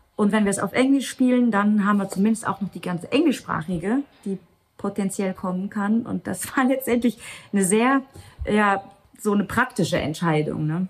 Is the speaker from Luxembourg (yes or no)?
yes; Luxembourg; first language Luxembourgish; German is a second language; moved away as an adult; also born or lived in Germany; auf Luxemburgisch gespielt, was ja eigentlich meine Muttersprache ist